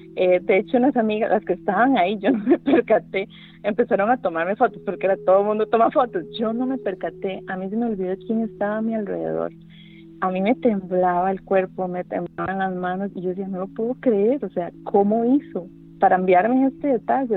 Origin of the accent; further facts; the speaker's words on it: San Carlos, Alajuela, Costa Rica; yo nací y crecí bueno, en San Carlos